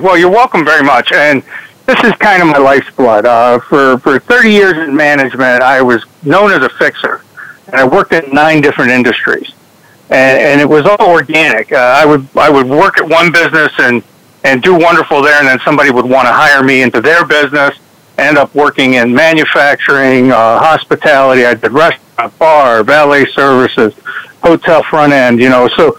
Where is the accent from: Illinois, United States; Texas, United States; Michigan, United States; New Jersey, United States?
Michigan, United States; Trenton; born there; I was born just in Trenton, Michigan, just outside of Detroit. My family's from Pennsylvania